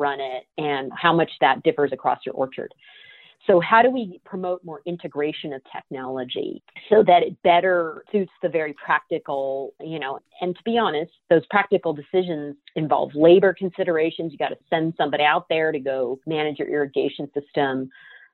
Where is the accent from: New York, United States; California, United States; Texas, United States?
California, United States; my home state